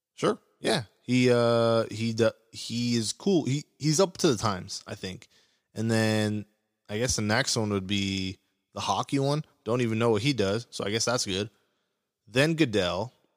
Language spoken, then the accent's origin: English; Orange County, California, United States; I'm from Orange County, Orange County area.